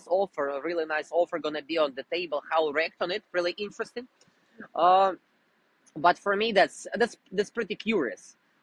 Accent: Russia; English is a second language; moved away; I'm originally from Russia

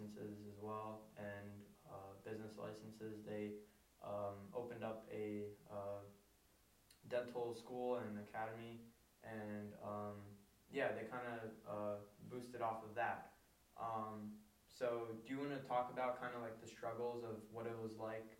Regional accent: Pennsylvania, United States; I was born here and I was raised in America, in Pennsylvania

